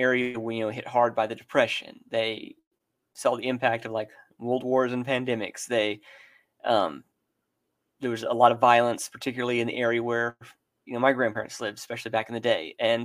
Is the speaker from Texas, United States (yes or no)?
yes; Texas, United States; Texas. I grew up about an hour and a half north of Dallas